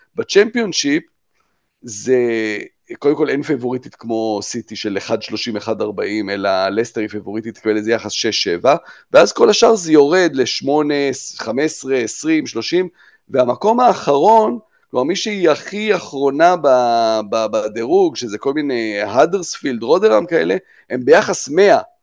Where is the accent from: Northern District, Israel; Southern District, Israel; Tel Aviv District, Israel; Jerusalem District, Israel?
Jerusalem District, Israel; Jerusalem; אנחנו בירושלים גדלנו כולנו